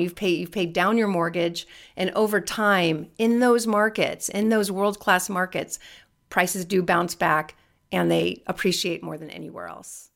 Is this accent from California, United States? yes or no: yes; California, United States; I'm born and raised in California